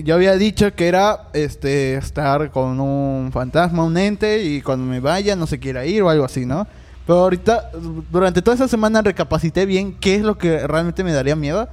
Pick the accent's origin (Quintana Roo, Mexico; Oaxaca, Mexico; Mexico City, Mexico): Quintana Roo, Mexico; Cancún; also born or lived in Catemaco, Veracruz; yo soy de Cancún, pero crecí eh, una parte de mi vida en Catemaco, Veracruz.